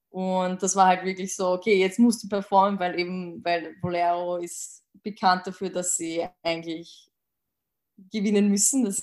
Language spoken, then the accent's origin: German; Austria; aus Österreich.